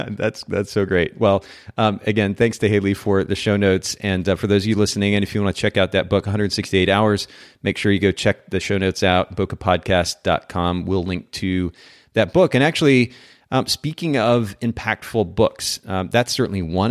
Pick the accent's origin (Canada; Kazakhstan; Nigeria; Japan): Japan; moved away; I grew up in Japan, so I'm getting to use oh, wow. my Japanese.